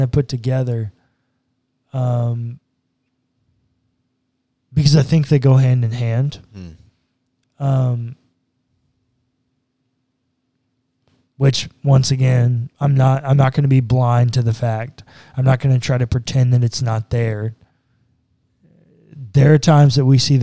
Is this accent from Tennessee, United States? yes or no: no; Texas, United States; being a Texan